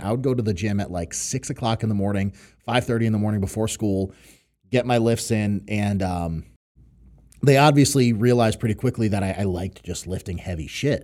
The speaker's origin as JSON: {"language": "English", "town": "New York City", "region": "New York", "country": "United States", "tie": "born or raised there", "also_born_or_lived": "Connecticut / Western Massachusetts", "moved": "yes"}